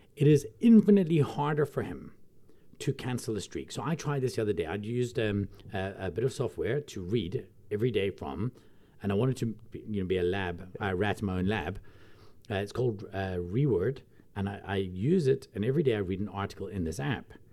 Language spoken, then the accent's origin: English; Glasgow, Scotland, United Kingdom; now in South Africa; I come from Glasgow